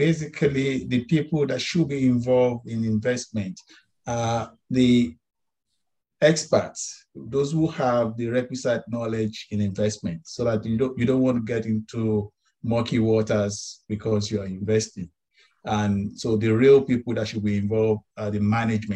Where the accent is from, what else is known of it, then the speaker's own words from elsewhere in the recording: Nigeria; I'm from Nigeria